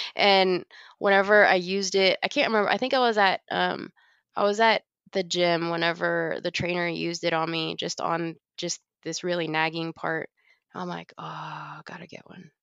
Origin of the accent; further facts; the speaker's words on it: Dallas, Texas, United States; moved away; I grew up in Dallas